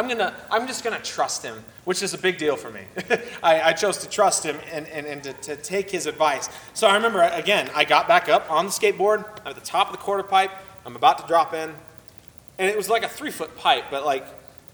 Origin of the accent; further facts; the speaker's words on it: Oceanside, California, United States; moved away; I grew up partially in Southern California. I lived in Oceanside, California for about 5 years